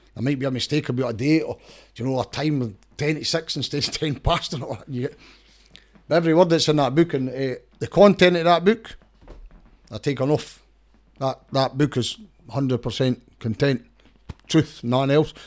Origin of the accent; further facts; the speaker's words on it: Danderhall, Scotland, United Kingdom; I come from Dander Hall originally